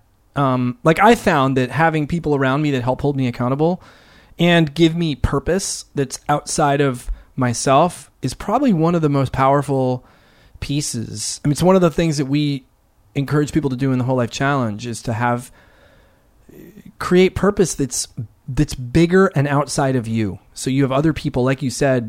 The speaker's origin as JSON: {"language": "English", "region": "East Coast", "country": "United States", "tie": "born or raised there", "moved": "yes", "said": "I grew up on the East Coast"}